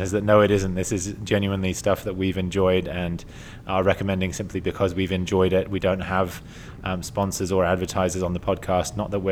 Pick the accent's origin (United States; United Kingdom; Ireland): United Kingdom; England; I'm English